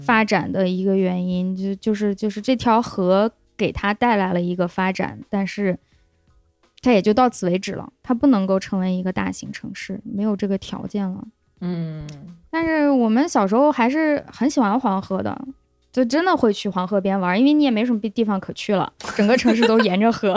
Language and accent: Chinese; Lanzhou, Gansu, China; 我们兰州人都知道一个都市传说